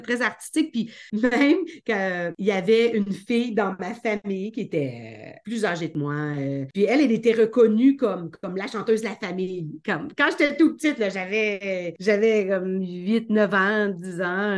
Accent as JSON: {"language": "French", "town": "Beauharnois", "region": "Quebec", "country": "Canada", "tie": "born or raised there", "also_born_or_lived": "Toronto area, Ontario", "moved": "as an adult", "lives_now": "Toronto, Canada", "said": "je viens d'une petite ville à l'extérieur de Montréal qui s'appelle Beauharnois. Euh, et c'est là où est-ce que je suis née"}